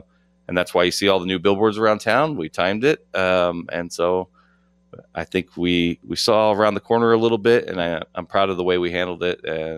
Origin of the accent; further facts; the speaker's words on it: Las Vegas, Nevada, United States; I grew up on Grand Teton and Buffalo. That's literally where I grew up, where Arborview High School is.